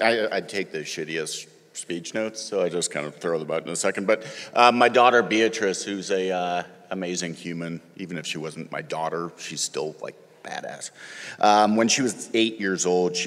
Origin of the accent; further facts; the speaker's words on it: Canada; moved away as an adult; now in Athens, United States; I'm Canadian, and I've lived in that blue dot for just about 20 years